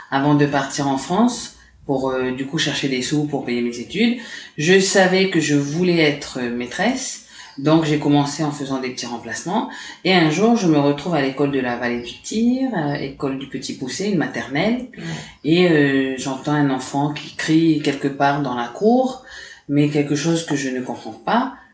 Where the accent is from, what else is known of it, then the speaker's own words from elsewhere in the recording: Lifou, Loyalty Islands Province, New Caledonia; Ok, alors, donc … c'est Watélé en Lifou, parce que je suis originaire de Lifou.